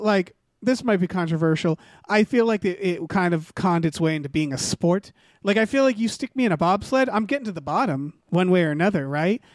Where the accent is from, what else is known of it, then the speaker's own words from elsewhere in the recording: Northampton, Massachusetts, United States; I grew up in Northampton, Massachusetts